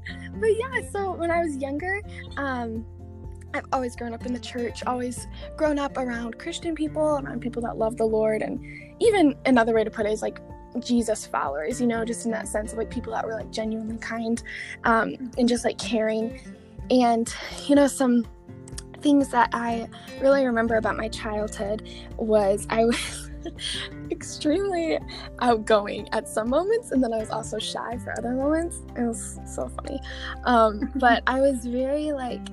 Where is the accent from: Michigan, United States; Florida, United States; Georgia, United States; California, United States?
Michigan, United States; I've been born and raised in Michigan